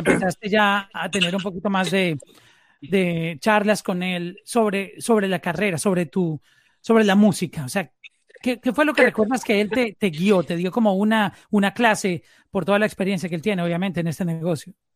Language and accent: Spanish; Colombia; now in Miami, United States; Yo me encuentro ahora en, en Miami, pero soy colombiano